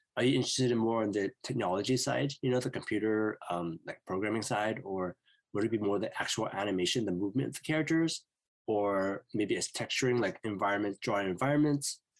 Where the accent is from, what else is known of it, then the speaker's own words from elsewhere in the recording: Vancouver, British Columbia, Canada; I'm from Vancouver, BC, in Canada